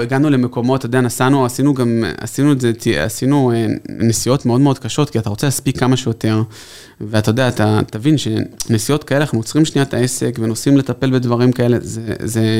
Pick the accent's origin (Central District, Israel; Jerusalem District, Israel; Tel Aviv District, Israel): Tel Aviv District, Israel; Tel Aviv; אנחנו תל אביבים